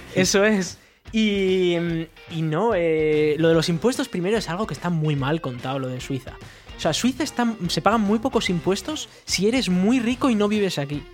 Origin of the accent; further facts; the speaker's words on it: Spain; moved away; somos españoles, pero no vivimos allí